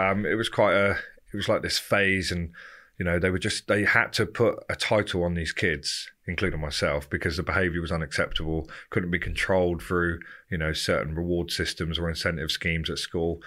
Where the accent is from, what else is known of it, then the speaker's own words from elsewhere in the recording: Romsey, South East England, United Kingdom; I grew up in Southampton, a little place called Romsey